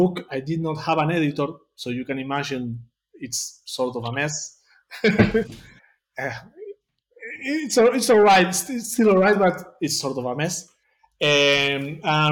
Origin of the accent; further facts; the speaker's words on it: Temperley, Buenos Aires Province, Argentina; first language Spanish; English is a second language; I live in a... Here in Buenos Aires, it's called Temperley.